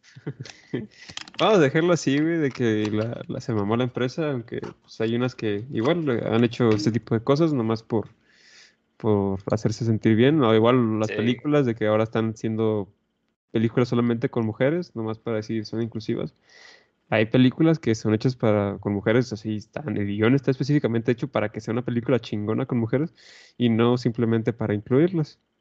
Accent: Mexico

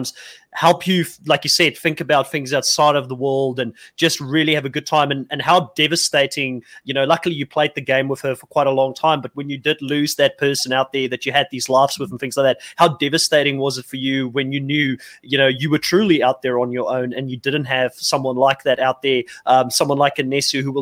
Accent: South Africa; me as a South African

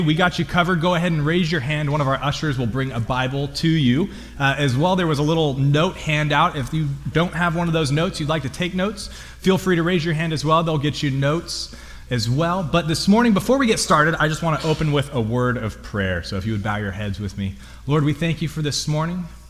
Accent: Lompoc, California, United States; I'm from Lompoc

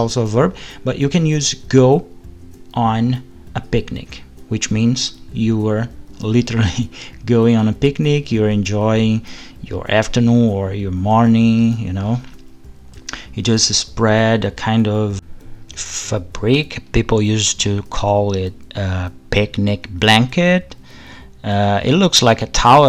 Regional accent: Rio de Janeiro, Brazil; Rio de Janeiro, yeah, my hometown

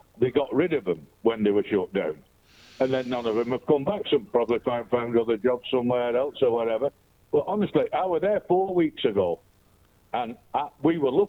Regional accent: Manchester, North West England, United Kingdom; I'm from Manchester and I've always flown out of Manchester.

